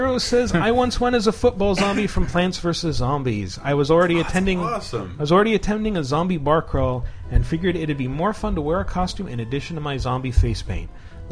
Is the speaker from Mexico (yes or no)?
yes; Uruapan, Michoacán, Mexico; in Uruapan, my hometown